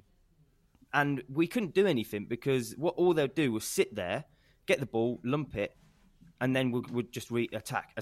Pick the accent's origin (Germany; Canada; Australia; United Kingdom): United Kingdom; England